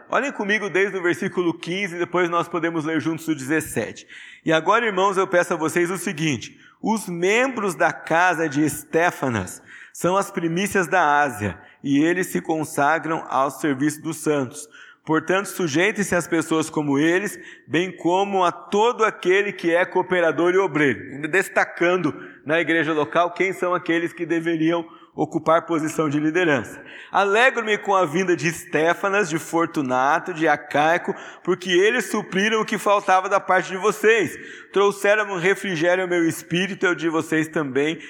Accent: Brazil; nós brasileiros

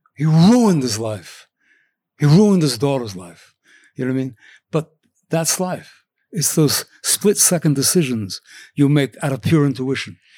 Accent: Cornwall, New York, United States; also born or lived in Washington Heights, Manhattan, New York City; when I was eight, I went to, uh, Cornwall, New York

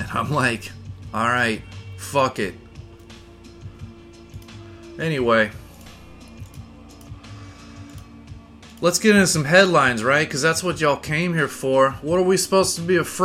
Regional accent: Midwest, United States; I grew up in the Midwest

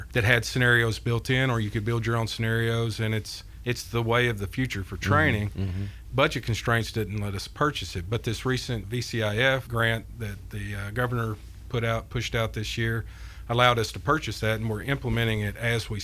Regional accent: Mount Juliet, Tennessee, United States; I grew up in Mount Juliet

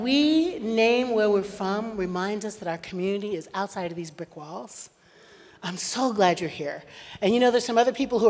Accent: Michigan, United States; We're from Michigan.

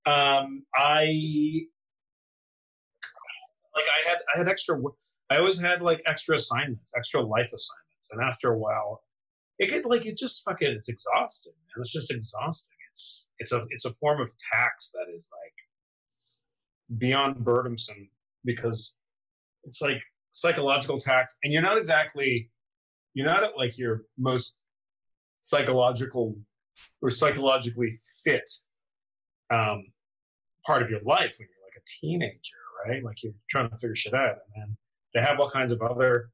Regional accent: Scarborough, Ontario, Canada; now in Los Angeles, United States; I grew up in Scarborough

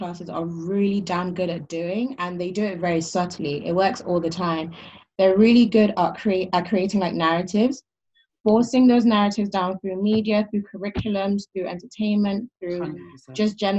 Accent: Nigeria; There's an arrogance that comes with being African, comes with being Nigerian, where we don't, if you're not within the African space, we don't care to learn about it

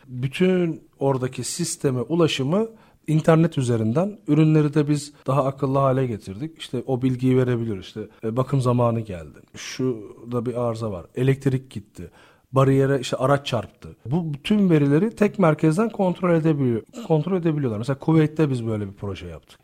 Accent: Turkey; biz Türk olarak olduğumuz için

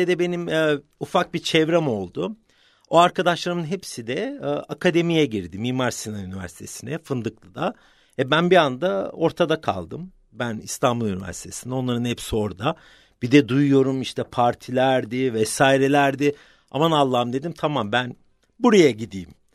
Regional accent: London, United Kingdom; Öncelikle 1972 doğumluyum, Londra doğumluyum.

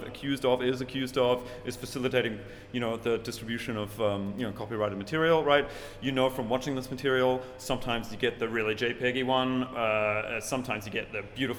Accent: New Zealand; moved away; my hometown

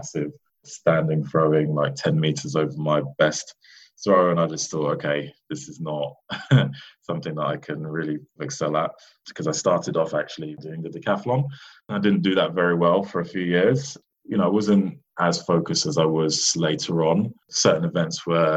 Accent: London, United Kingdom; also born or lived in New York; I was born in New York and raised over in London

